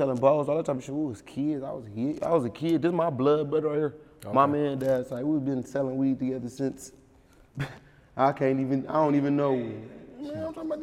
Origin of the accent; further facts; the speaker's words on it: Beecher, Michigan, United States; also born or lived in Flint, Michigan; my whole daddy side from Beatrice